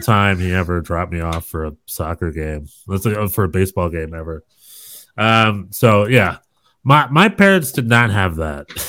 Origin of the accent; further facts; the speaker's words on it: North Carolina, United States; I am from North Carolina